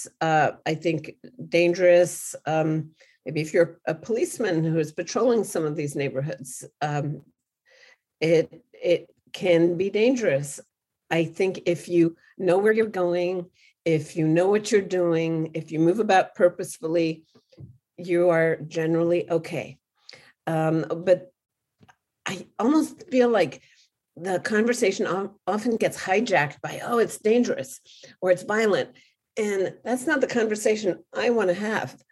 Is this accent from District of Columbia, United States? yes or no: yes; Washington, District of Columbia, United States; moved away as an adult; now in Tijuana, Mexico; I'm from Washington, D.C.